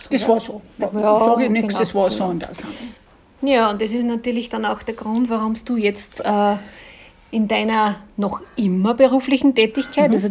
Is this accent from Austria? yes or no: yes; Linz, Upper Austria, Austria; ich komme ja aus Linz